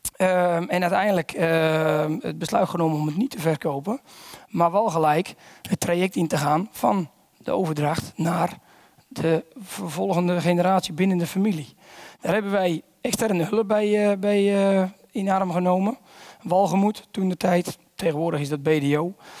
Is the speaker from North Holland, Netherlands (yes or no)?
yes; Volendam, North Holland, Netherlands; ik kom uit Volendam